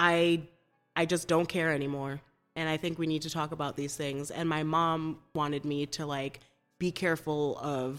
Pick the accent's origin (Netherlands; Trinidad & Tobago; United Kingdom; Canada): Trinidad & Tobago; also born or lived in Burlington, Vermont; now in Chicago, United States; I'm from Trinidad and Tobago, small island off the coast of Venezuela